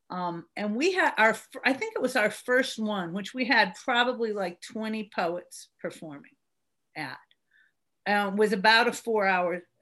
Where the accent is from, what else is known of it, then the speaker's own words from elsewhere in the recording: Berkeley, California, United States; now in Birmingham, United States; I, I moved here from Berkeley, California, back in the '70s